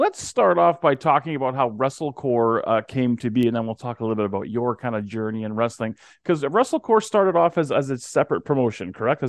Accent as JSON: {"language": "English", "town": "Calgary", "region": "Alberta", "country": "Canada", "said": "I'm from Calgary"}